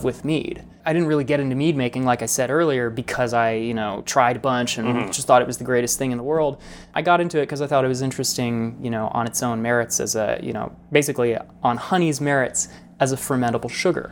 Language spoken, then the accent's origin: English; Colorado, United States; moved away as an adult; also born or lived in Boulder, Colorado; now in New York, United States; I grew up in Colorado. We moved there, I was four